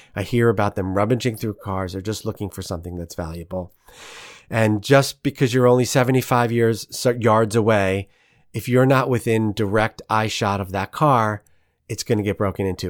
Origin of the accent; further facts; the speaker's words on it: New York, United States; now in St. Louis, United States; being a New Yorker